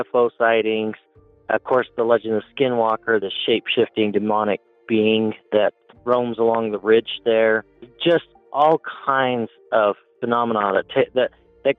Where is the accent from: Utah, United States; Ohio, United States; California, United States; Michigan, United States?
Utah, United States; Uinta Basin; Growing up in the Uinta Basin